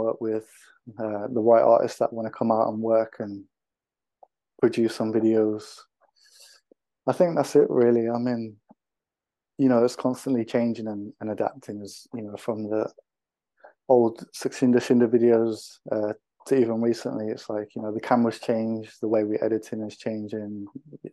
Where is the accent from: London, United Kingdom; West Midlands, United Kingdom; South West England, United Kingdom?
West Midlands, United Kingdom; Wolverhampton; Growing up in Wolverhampton, there was a group of us that worked together that were directors and filmmakers